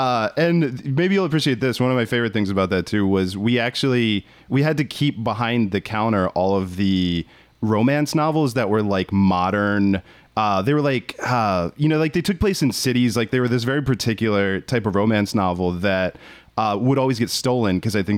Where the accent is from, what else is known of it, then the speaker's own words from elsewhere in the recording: Maryland, United States; Yeah, I'm from Maryland.